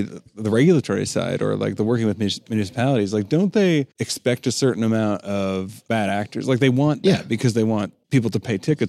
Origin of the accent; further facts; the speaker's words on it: Toronto, Ontario, Canada; I'm from Toronto.